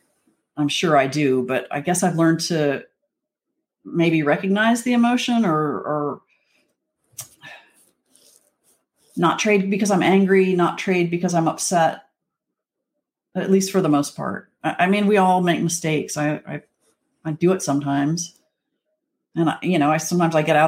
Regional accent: Wyoming, United States; moved away as an adult; also born or lived in Texas; I grew up in Wyoming and I had horses in the backyard

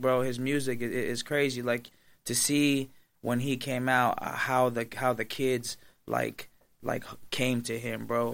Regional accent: Las Vegas, Nevada, United States; I'm from Vegas

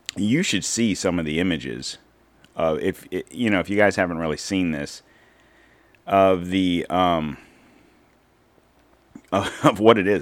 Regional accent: United States; as an American

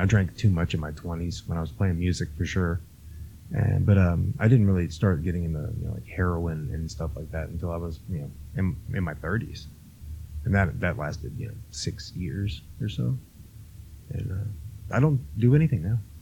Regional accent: Florida, United States; I'm from Florida

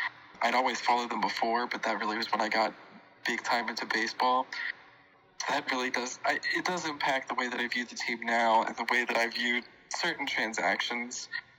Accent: Florida, United States; I was born and raised in Florida, full stop. I was not born in Boston.

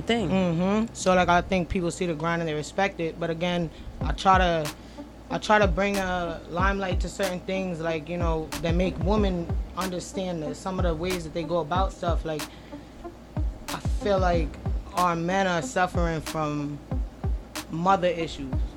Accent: Mastic Beach, New York, United States; Where I'm from in Long Island, it's uh, called Mastic, Mastic Beach.

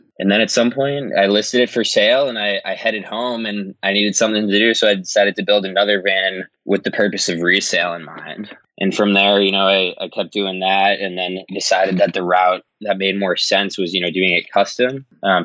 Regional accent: Massachusetts, United States; I'm from Massachusetts

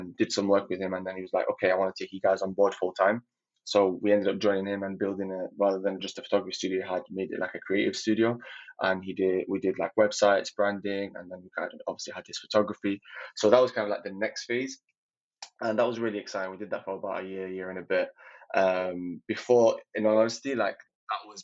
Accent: Manchester, North West England, United Kingdom; also born or lived in Libya; I am from Manchester, but originally from Libya.

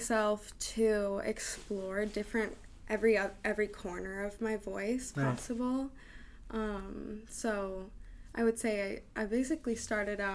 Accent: Seattle, Washington, United States; also born or lived in West Hollywood, California; West Hollywood to West Seattle. I came here very early, so yeah. I would say that I'm from Seattle

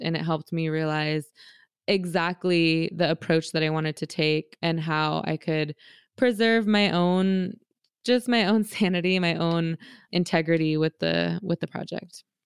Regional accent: San Francisco, California, United States; I grew up in San Francisco in Bernal Heights

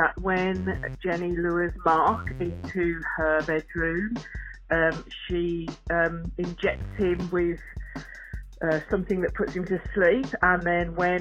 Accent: United Kingdom; now in Australia; I live in Australia, but I'm British, which is why I don't have an Australian accent.

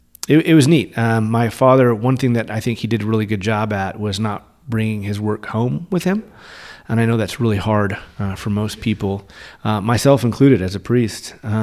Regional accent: Spain; born there; And I was born in Spain. My dad was working at a Navy base over there. And we moved around a lot.

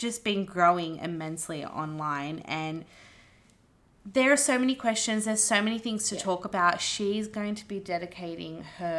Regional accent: Wollongong, New South Wales, Australia; I'm not far from Wollongong. No. I was from Wollongong, so it's fine.

